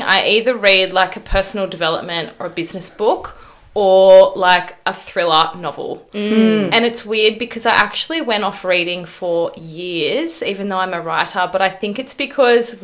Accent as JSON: {"language": "English", "town": "Gold Coast", "region": "Queensland", "country": "Australia", "tie": "born or raised there", "moved": "yes", "lives_now": "Melbourne, Australia", "said": "I'm from the Gold Coast. So I grew up in Burleigh Heads, which couldn't be more different to Melbourne"}